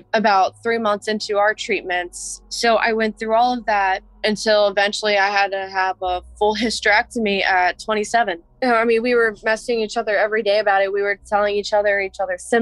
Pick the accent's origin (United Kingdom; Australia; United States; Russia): United States; Fredericksburg, Virginia; I'm 29 years old and I'm from Fredericksburg, Virginia